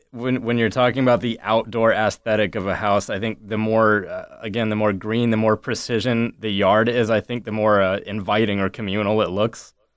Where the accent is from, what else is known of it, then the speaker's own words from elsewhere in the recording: Ames, Iowa, United States; I grew up in Ames, uh, basically at Iowa State University